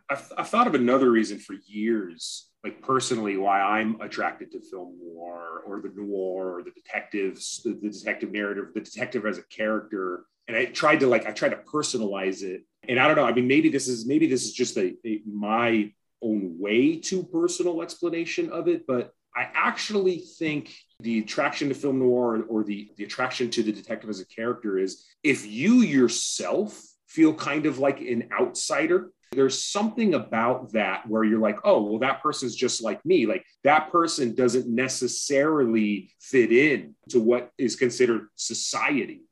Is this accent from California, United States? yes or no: yes; Orange County, California, United States; also born or lived in Los Angeles; I was born in LA, I grew up in Orange County